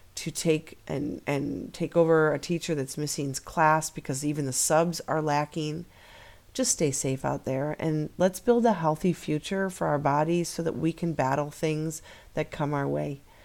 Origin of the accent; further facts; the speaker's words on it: Midwest, United States; We're from the Midwest